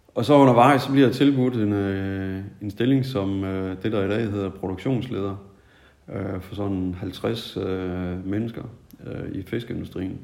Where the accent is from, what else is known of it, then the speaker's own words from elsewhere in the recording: Tødsø, North Denmark Region, Denmark; also born or lived in Nykøbing Mors; jeg kommer oprindeligt fra, fra Mors. Ja. Oprindeligt så er det fra en, øh, en landsby, der ligger sådan midt på øen.